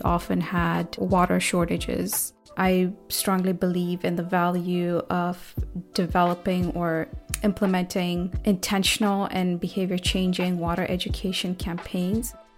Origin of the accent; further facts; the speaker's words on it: Kenya; growing up in Kenya, we had to conserve a lot of our resources, especially water